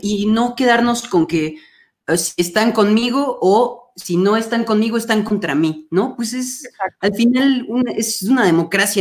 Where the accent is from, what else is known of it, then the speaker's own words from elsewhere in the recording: Mexico; aquí en México